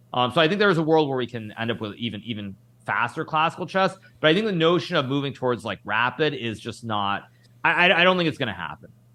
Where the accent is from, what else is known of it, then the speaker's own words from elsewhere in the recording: United States; we're both Americans